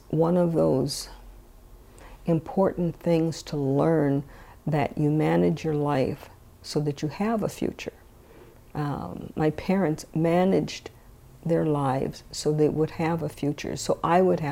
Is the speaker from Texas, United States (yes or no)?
no; St. Paul, Minnesota, United States; growing up on Rondo